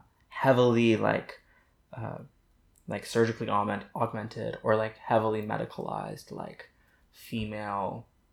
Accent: Indiana, United States; born there; also born or lived in Houston / San Francisco / New Hampshire; No, I was born in Indiana, and then I was in Houston for a couple years, and San Francisco, and I went to a boarding school in New Hampshire

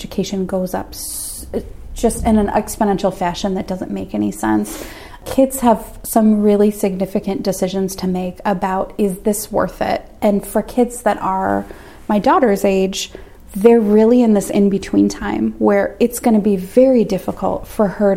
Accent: Minnesota, United States; also born or lived in Washington, D.C.; I'm from Minnesota

